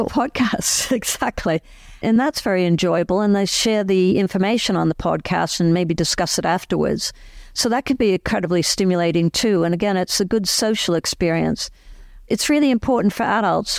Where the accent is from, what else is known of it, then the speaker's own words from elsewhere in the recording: Boston, Massachusetts, United States; moved away as an adult; also born or lived in London, United Kingdom; now in Cambridge, United Kingdom; I grew up in Boston area